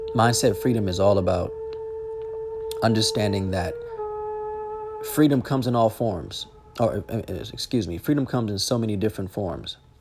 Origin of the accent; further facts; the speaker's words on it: Los Angeles, California, United States; moved away as an adult; born and raised in Los Angeles